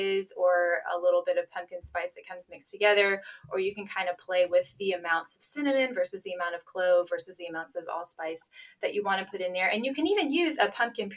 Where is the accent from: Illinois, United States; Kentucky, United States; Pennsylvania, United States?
Kentucky, United States; also born or lived in North Dakota; I was raised a Kentucky lady